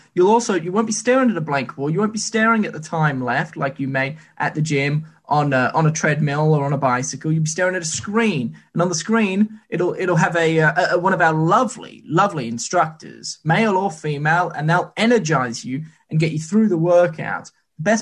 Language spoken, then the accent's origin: English; New Zealand; I'm actually from New Zealand